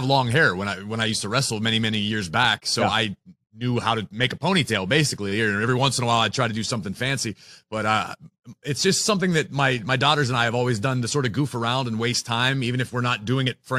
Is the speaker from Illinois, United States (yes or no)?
no; Pittsburgh, Pennsylvania, United States; I grew up in Pittsburgh. I was born and raised here.